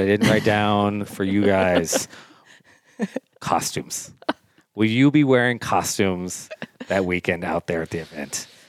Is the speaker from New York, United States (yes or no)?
no; California, United States; I think I grew up in California